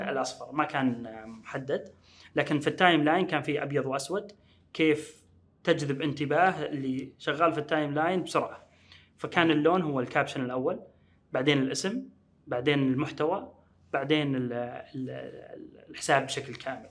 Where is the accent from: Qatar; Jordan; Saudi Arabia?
Saudi Arabia; Riyadh, Riyadh Province; وأنا من أهل الرياض